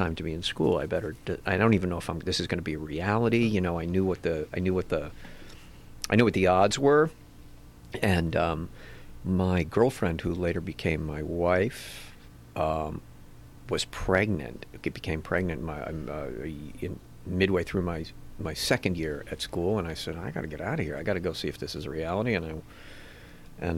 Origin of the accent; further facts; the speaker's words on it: Cambridge, Massachusetts, United States; moved away as an adult; also born or lived in New York; now in Los Angeles, United States; I'm from Cambridge, Massachusetts